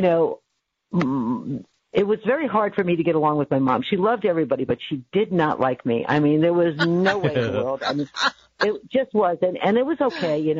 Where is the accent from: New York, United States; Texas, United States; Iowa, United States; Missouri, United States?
New York, United States; Staten Island / New Rochelle; born or raised there; moved away as an adult; also born or lived in Bronx, New York / Staten Island, New York; now in California, United States